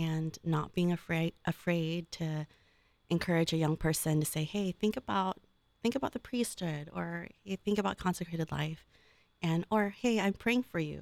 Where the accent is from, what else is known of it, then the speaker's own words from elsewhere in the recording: Oakland, California, United States; now in Columbus, United States; I'm from Northern California, right, uh, Oakland Diocese